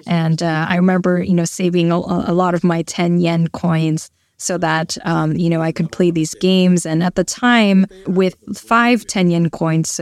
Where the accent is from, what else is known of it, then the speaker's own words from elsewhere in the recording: Fussa, Tokyo, Japan; I'm from Futsa City, which is a city north of Tokyo